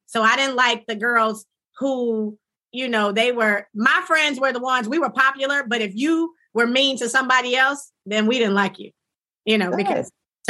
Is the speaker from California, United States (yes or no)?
no; Jackson, Mississippi, United States; I am from Jackson. This is my city